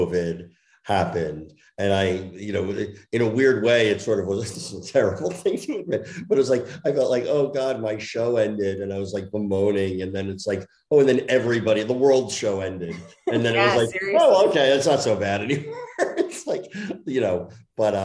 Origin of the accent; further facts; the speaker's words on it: New Jersey, United States; I grew up in Jersey